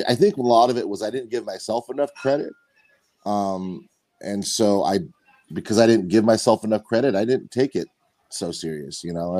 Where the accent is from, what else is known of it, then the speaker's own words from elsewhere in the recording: San Diego, California, United States; also born or lived in Midwest / Utah; I was born and raised in San Diego